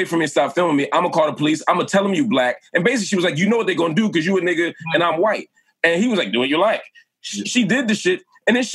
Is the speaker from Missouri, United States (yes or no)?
no; Philadelphia, Pennsylvania, United States; As a Philadelphian